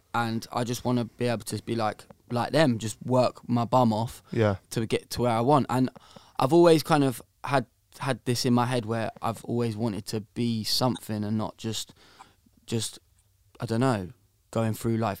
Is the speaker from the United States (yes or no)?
no; Bedford, East of England, United Kingdom; I'm from Bedford, mate.